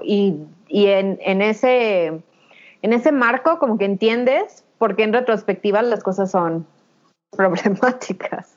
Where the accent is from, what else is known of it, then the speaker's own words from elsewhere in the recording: Mexico; somos mujeres mexicanas